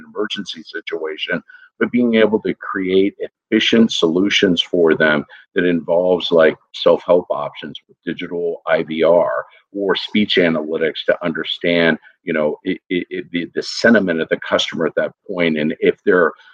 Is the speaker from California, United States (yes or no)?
no; Texas, United States; I'm originally from Texas